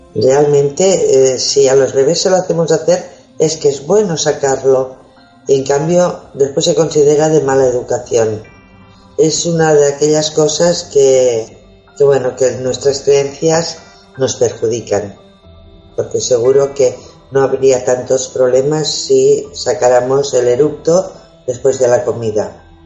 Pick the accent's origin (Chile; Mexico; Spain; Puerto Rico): Spain; hoy somos todos españoles